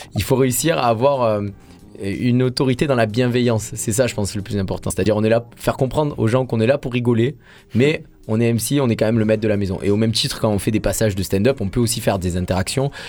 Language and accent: French; Marseille, Provence-Alpes-Côte d'Azur, France; en tant que Marseillais